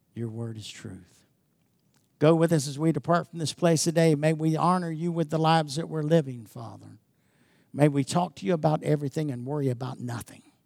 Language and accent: English; United States; I grew up in America that appreciated everything God did.